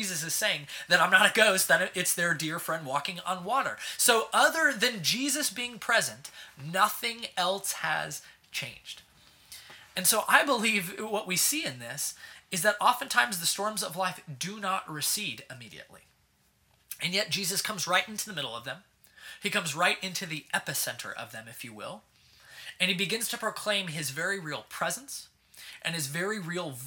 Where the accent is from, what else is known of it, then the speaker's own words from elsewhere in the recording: Southern California, United States; moved away as an adult; now in Kansas City, United States; I'm from Southern California originally